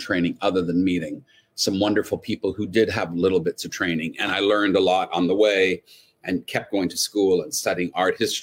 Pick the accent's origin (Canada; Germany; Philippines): Canada; moved away as an adult; also born or lived in Montreal / Toronto / New York / Los Angeles; I grew up in Canada